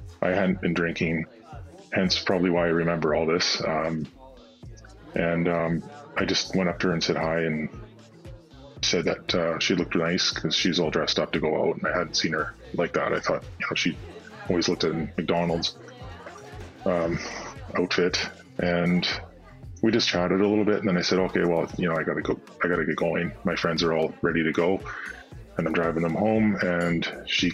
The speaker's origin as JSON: {"language": "English", "town": "Nanaimo", "region": "British Columbia", "country": "Canada", "tie": "born or raised there", "said": "originally born and raised in Nanaimo"}